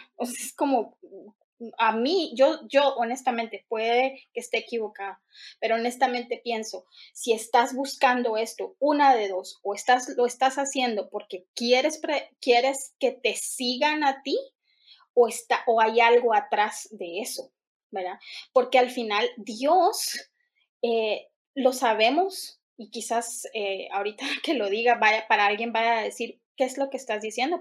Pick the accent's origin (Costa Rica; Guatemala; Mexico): Guatemala; en mi país, pues cualquiera puede poner una iglesia eh, eh, aquí en la esquina y otro puede poner en la otra esquina otra iglesia. Lastimosamente en Guatemala